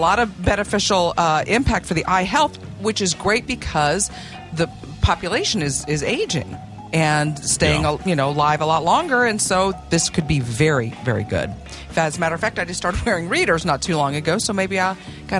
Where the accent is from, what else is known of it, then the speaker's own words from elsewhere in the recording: Oklahoma City, Oklahoma, United States; growing up in Oklahoma City.